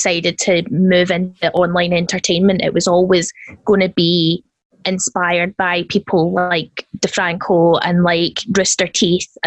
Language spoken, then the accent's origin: English; Scotland, United Kingdom; I am Scottish